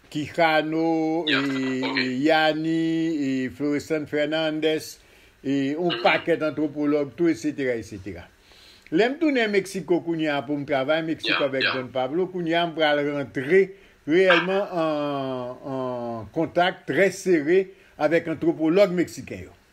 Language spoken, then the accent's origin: Haitian Creole; Haiti; moved away as an adult; also born or lived in Mexico / Congo / Brazil; depi 58, m'kite Haïti, mwen tou nan Haïti, an 88